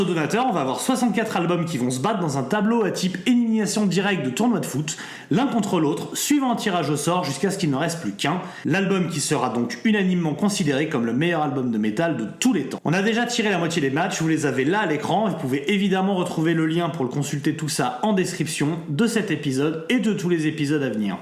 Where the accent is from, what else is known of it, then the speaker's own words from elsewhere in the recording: France; c'est un groupe français et on est français